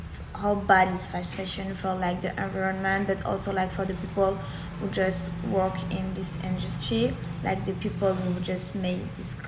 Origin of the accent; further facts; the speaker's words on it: France; I'm from France